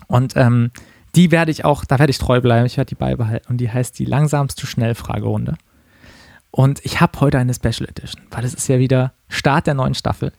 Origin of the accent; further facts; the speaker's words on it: Karlsruhe, Baden-Württemberg, Germany; now in Berlin, Germany; in meiner Heimatstadt Karlsruhe